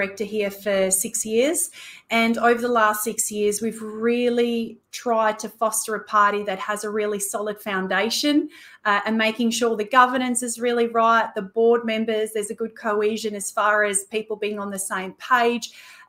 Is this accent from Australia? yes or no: yes; Australia; And then of course, as Australian Christians, we have this unique position